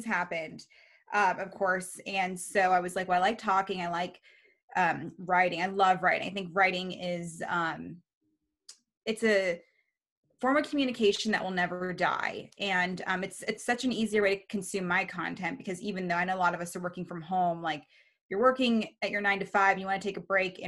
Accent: Reno, Nevada, United States; moved away as an adult; also born or lived in Baltimore, Maryland / Monterey, California; now in Bay Area, United States; We lived there from the time I was nine. And then we moved to Reno. So Reno's my hometown.

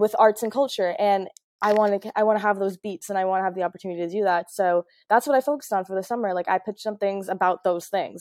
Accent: Florida, United States; also born or lived in Trinidad (ancestry); I'm obviously American, I was born here, I was raised here

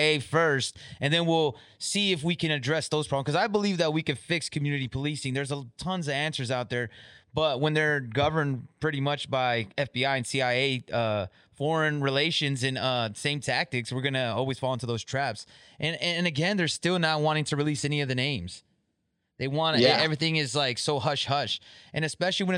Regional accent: United States; me as an American

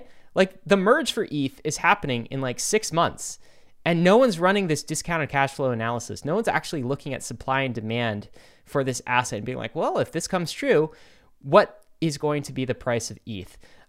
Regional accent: Brooklyn, New York, United States; I'm from Brooklyn, man.

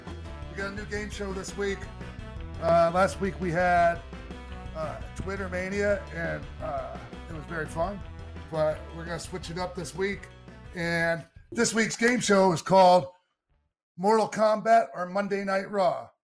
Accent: Toronto, Ontario, Canada; I'm from Toronto, Canada.

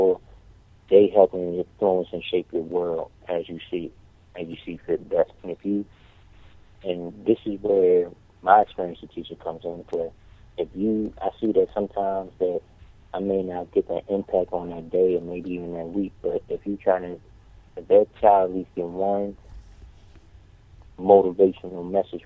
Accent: Philadelphia, Pennsylvania, United States; I teach in South Philadelphia, and I'm from North Philadelphia originally.

